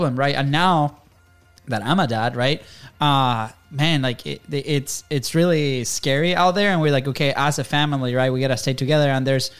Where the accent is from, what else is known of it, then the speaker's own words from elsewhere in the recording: Venezuela; now in United States; we grew up in Venezuela